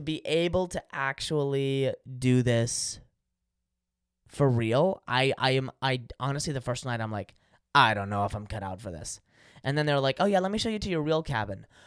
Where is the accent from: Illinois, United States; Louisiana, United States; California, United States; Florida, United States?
California, United States; I'm from California